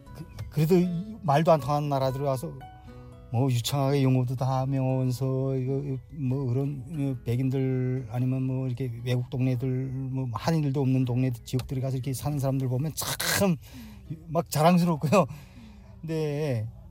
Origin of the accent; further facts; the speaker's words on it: North Korea; moved away as an adult; now in California, United States; 그때 북한에서 나오기 전에